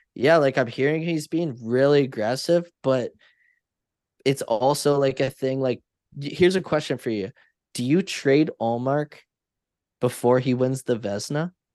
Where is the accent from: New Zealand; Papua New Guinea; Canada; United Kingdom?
Canada; I'm Canadian